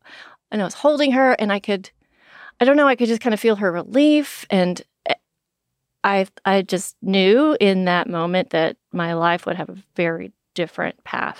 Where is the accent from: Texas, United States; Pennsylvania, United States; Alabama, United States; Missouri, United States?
Texas, United States; I grew up in East Texas, so I know what an oil rig looks like